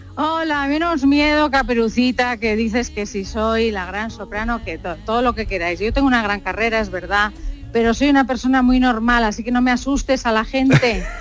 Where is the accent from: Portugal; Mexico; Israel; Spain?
Spain; Basque Country; yo soy vasca